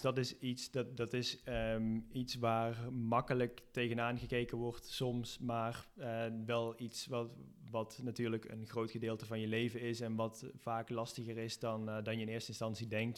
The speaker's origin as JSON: {"language": "Dutch", "country": "Netherlands", "moved": "yes", "lives_now": "Spain", "said": "als Nederlander"}